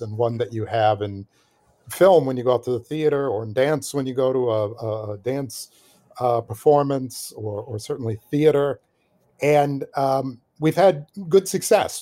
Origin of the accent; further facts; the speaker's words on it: Milwaukee, Wisconsin, United States; moved away; I'm originally from Milwaukee, Wisconsin, which is, um, Milwaukee is a, it's a, it's a great city, city of my birth